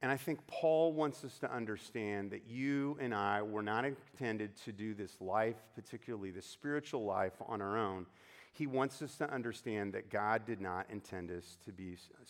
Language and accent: English; United States; as Americans